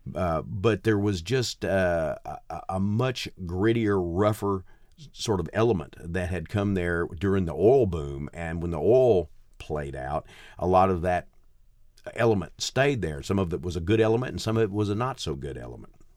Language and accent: English; Gladewater, Texas, United States; also born or lived in Mount Enterprise, Texas / Nacogdoches, Texas; I grew up in a place called Gladewater, which is, uh, uh, even smaller is about four thousand, uh, people